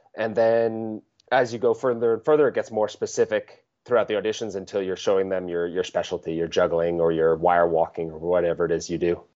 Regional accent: Vermont, United States; I grew up in Vermont in the U S, in the, in the northeast of the United States.

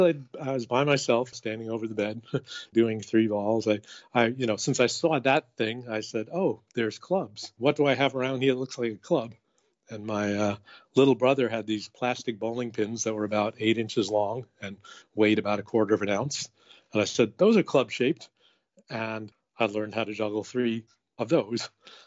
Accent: Queens, New York, United States; So I grew up in Queens, New York. My dad was a watch repairman and my mom was a homemaker.

